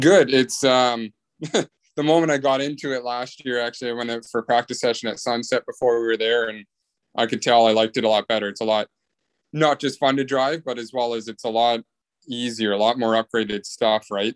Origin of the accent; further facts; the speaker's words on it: Bay Area, California, United States; I'm from the Bay Area.